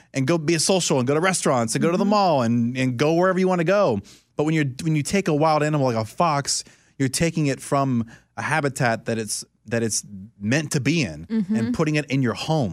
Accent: Orlando, Florida, United States; growing up in Orlando, there's Discovery Cove and there's SeaWorld and all these things, and that's like a big thing

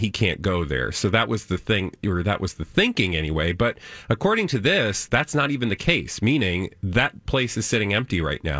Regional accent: United Kingdom; as British people

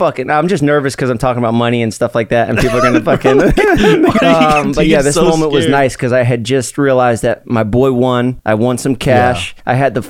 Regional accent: Staten Island, New York, United States; Staten Island.

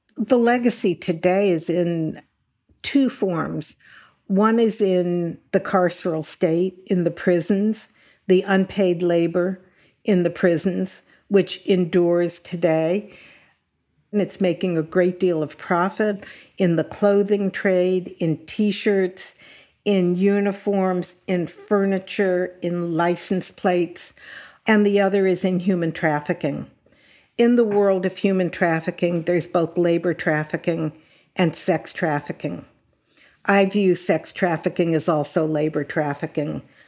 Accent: Los Angeles, California, United States; as a Californian, and I was born in Los Angeles, grew up in California

